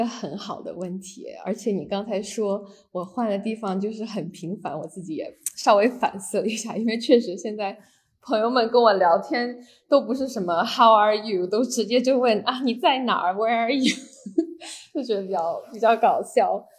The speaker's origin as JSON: {"language": "Chinese", "region": "Beijing", "country": "China", "tie": "born or raised there", "also_born_or_lived": "Hainan, China / San Francisco, United States", "said": "我是在就是海南出生的，然后小时候基本上跟着爸妈是，嗯，在旧金山和北京长大，然后在北卡上学"}